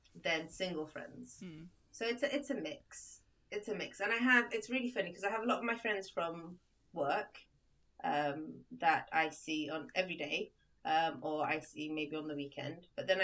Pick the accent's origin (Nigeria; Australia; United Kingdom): United Kingdom; also born or lived in Libya; the UK is where I was brought up. It's where I went to, like, all my primary school, secondary school, university, my first job, all in the UK.